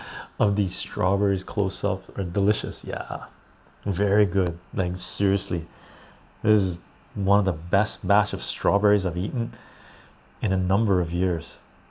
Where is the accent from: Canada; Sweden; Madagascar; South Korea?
Canada; also born or lived in Vancouver; now in Victoria, Canada; for me as a Canadian, Canada is the best place to be.